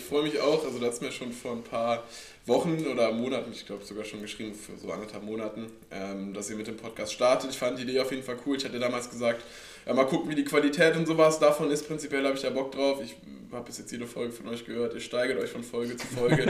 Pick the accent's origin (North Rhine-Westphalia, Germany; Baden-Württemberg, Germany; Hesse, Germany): North Rhine-Westphalia, Germany; Langerwehe; Ich komme ja. aus äh, Langerwehe, also alles hier Aachen, Kölner Raum.